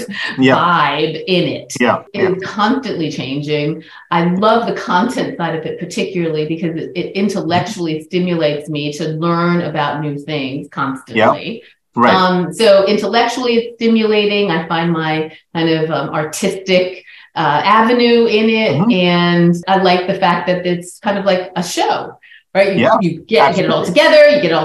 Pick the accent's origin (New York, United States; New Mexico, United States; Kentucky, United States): New York, United States; New York City; in New York City, back my hometown